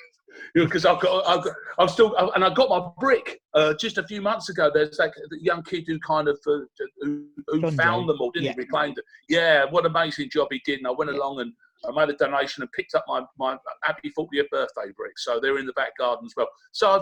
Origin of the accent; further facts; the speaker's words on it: Rochford, East of England, United Kingdom; born there; I was born in Rochford, and for my sins, I love Southend is still my bolt hole.